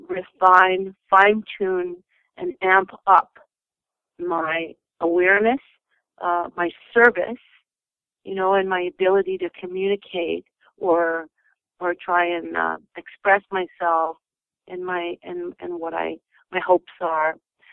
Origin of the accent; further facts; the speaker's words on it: Winnipeg, Manitoba, Canada; also born or lived in Kentucky; We were raised in North America for sure. And of course, we had been to zoos and everything. My father moved us to northern Manitoba when we were little kids. And then we moved to Kentucky and then back to Winnipeg in our teenage years.